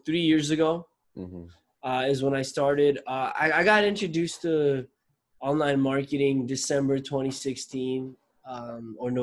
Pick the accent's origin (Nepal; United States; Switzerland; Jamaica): Nepal; now in Toronto, Canada; I'm from Nepal, but I live in Canada. I live in Toronto